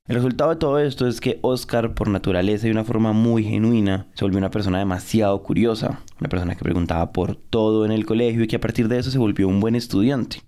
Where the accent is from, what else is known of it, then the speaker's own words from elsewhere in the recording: Colombia; ubicada en la zona cafetera del país, muy muy cerca donde yo crecí